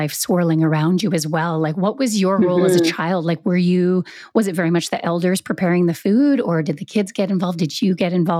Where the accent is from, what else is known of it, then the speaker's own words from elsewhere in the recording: Canada; I grew up here in Canada